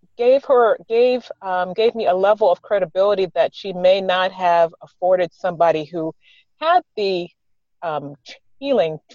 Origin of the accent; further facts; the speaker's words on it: the South, United States; I grew up in the South